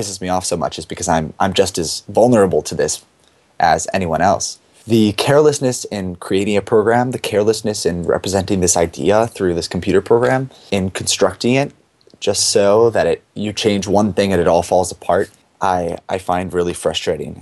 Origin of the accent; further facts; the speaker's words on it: East Coast, United States; I grew up on the East Coast